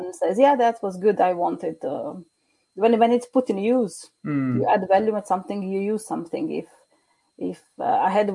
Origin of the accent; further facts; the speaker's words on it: Croatia; now in Norway; I'm originally from Croatia